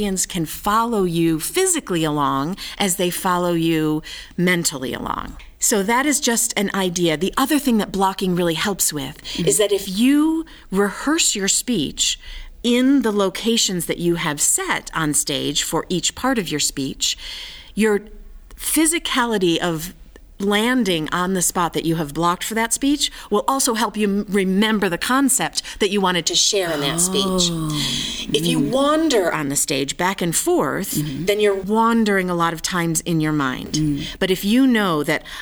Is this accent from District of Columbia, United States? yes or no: no; Michigan, United States; I grew up in Michigan, which is called the Mitten State